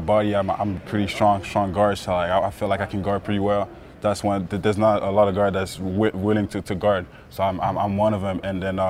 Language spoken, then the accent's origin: English; Montreal, Quebec, Canada; I'm from Montreal too